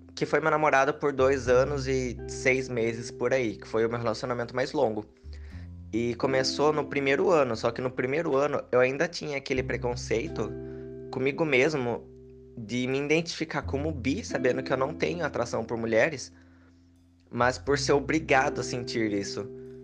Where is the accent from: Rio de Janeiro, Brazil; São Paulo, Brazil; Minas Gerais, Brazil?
São Paulo, Brazil; Piracicaba; eu sou de Piracicaba, interior de São Paulo